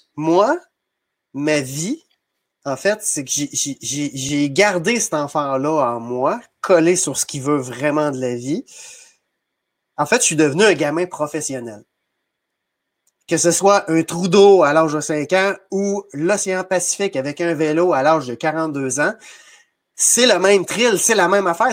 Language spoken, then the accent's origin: French; Saint-Maurice, Quebec, Canada; also born or lived in Sainte-Geneviève-de-Batiscan; je suis natif de Saint-Maurice, euh, donc une petite municipalité près de Trois-Rivières